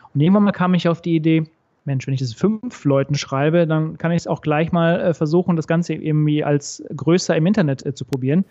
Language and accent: German; Recklinghausen, North Rhine-Westphalia, Germany; moved away as an adult; now in Frankfurt, Germany; Bin gebürtig aus dem Ruhrgebiet, also äh, im Recklinghausen geboren, zwischen Dortmund und Bochum